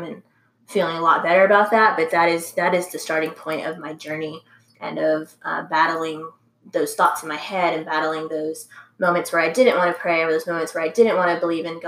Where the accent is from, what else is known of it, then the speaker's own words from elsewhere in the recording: San Antonio, Texas, United States; also born or lived in Round Rock, Texas; I'm originally from San Antonio